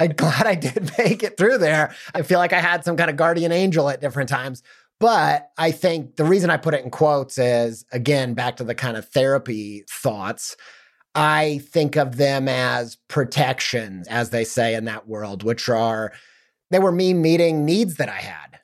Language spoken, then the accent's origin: English; Midwest, Indiana suburbs, United States; growing up in the Midwest and the suburbs